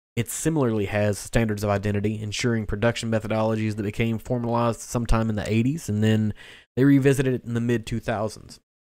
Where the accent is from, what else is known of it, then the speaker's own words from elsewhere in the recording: Kentucky, United States; growing up in Kentucky